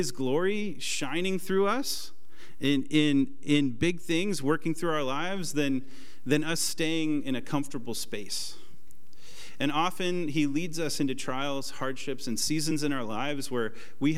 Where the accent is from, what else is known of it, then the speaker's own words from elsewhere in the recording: Portland, Oregon, United States; moved away; I'm from Portland, and the plan in Portland was to retire at age 25, work at a coffee shop